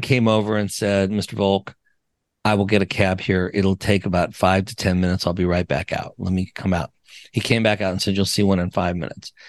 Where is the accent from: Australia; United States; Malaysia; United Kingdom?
United States; Wyoming, Colorado, Rocky Mountains; I'm from the Rocky